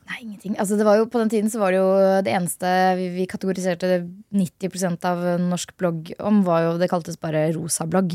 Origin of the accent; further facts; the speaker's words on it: Hønefoss, Buskerud, Norway; Jeg er fra Hønefoss